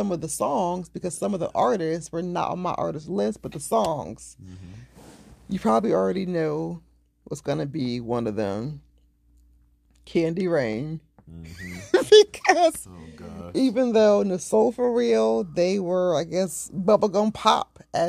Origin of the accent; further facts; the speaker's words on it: Delaware, United States; I'm from Delaware. I don't want to listen to your podcast anymore.